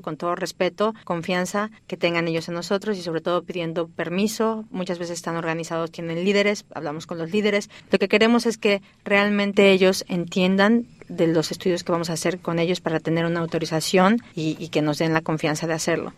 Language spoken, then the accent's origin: Spanish; Mexico City, Mexico; moved away as an adult; also born or lived in Barcelona, Spain / New York, United States; now in Stanford, United States; soy originaria de México. Nací en la Ciudad de México hace ya varios años